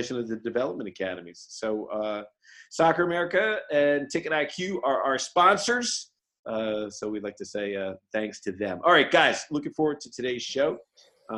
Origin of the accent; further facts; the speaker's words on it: Boston, Massachusetts, United States; We're all these funny Irish Catholic guys, or we're these guys from Boston